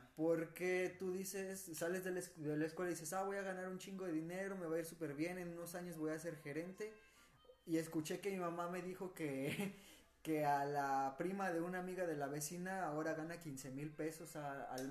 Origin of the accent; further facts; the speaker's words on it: Nuevo León, Mexico; now in Guanajuato, Mexico; somos dos norteños, güey, o sea, Juan que viene de Sinaloa, yo de Nuevo León